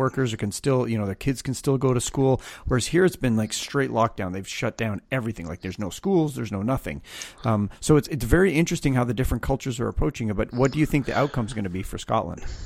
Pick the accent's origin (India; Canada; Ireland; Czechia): Canada; I'm Canadian